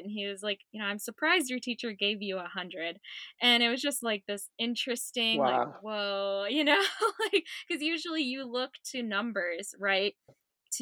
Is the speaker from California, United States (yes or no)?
yes; San Jose, California, United States; my childhood was in San Jose, California